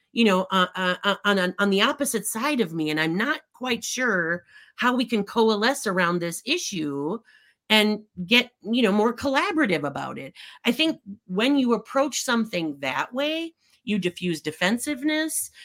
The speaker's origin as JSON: {"language": "English", "area": "Midwest", "region": "Minnesota", "country": "United States", "tie": "born or raised there", "said": "I grew up in the Midwest"}